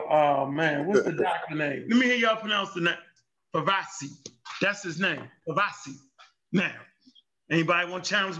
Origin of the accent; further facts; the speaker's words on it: Baltimore, Maryland, United States; I'm from Baltimore.